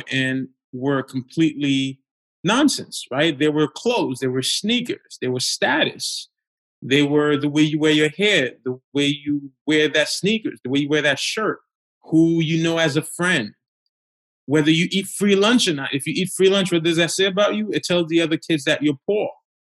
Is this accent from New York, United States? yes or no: yes; New York City, New York, United States; also born or lived in Haiti; I grew up in Crown Heights